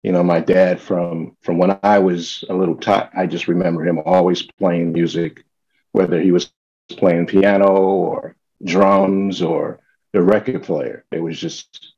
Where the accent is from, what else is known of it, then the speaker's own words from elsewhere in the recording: New York City, New York, United States; also born or lived in Minneapolis, Minnesota / California; now in Jersey City, United States; when I was around six, we came to New York. So I'm basically a New Yorker. I claim New York